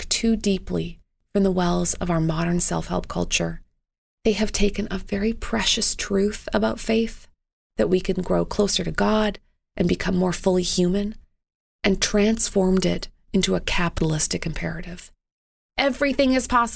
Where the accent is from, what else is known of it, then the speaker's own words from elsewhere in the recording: Canada; as a Canadian